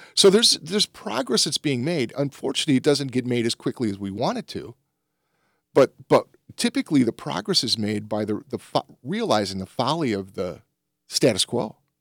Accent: the Jim Crow South, United States; I was born in the Jim Crow South

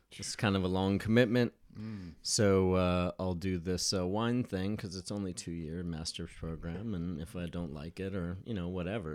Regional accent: Colorado Springs, Colorado, United States; moved away; also born or lived in Aurora, Colorado / San Diego, California; I was born in Colorado Springs, Colorado.

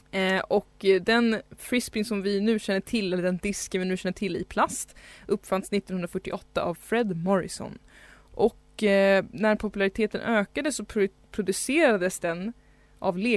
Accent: Stockholm, Stockholm County, Sweden; Stockholm är ju då min hemstad

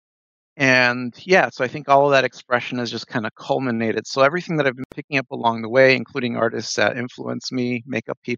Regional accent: Chicago, Illinois, United States; moved away as an adult; now in Minneapolis, United States; I'm born and raised in Chicago. I've been living in Minneapolis now since 2003.

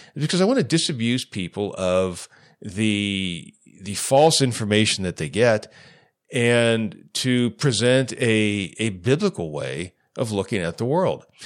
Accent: United States; as an American

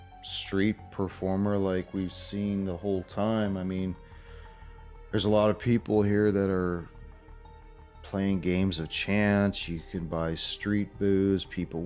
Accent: Arizona, United States; No, I'm from Arizona. We're just out here on vacation.

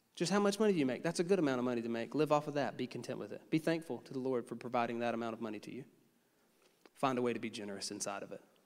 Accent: United States; as an American

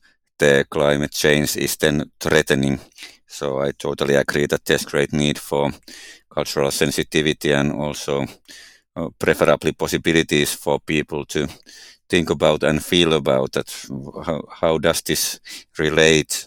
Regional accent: Finland; growing in Nigeria and growing up in Finland are quite different areas

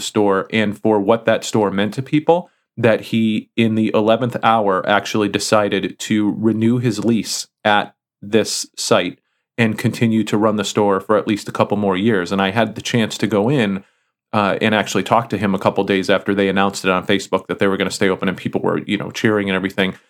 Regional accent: Connecticut, United States; the music store that I grew up with in Connecticut

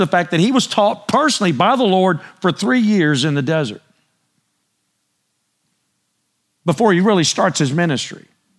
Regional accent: Texas, United States; But I'm telling y'all, I'm Texan. Preach it. I mean, I'm just Texan. I was born and raised right here.

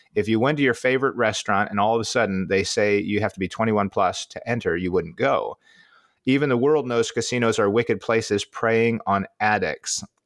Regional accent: Midwest, United States; as a Midwesterner

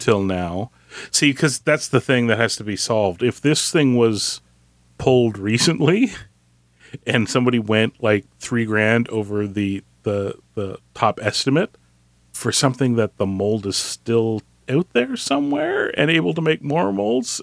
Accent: Canada; I'm Canadian

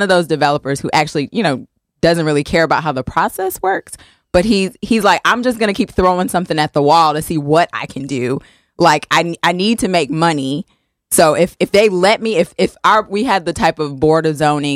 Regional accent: the South, United States; now in Connecticut, United States; I'm from the South, so I'm used to Dollar Generals

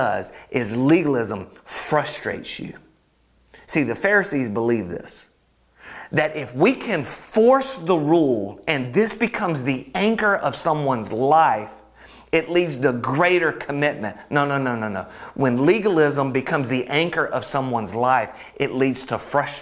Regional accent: Alabama, United States; I'm from Alabama

